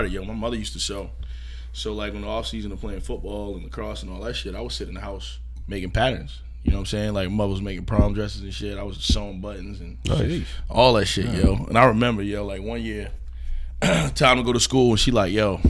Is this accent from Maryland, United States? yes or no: yes; Baltimore, Maryland, United States; also born or lived in Savannah; I'm born and raised in Baltimore